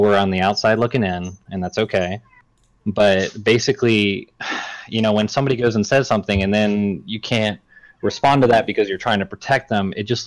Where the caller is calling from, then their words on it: Mobile, Alabama, United States; I'm calling from Mobile, Alabama.